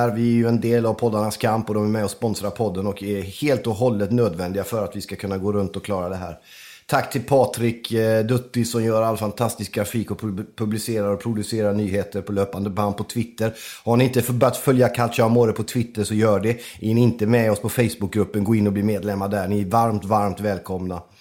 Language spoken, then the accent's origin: Swedish; Sweden; Jag är förfärligt svensk. Ja, på gott och ont kan man säga.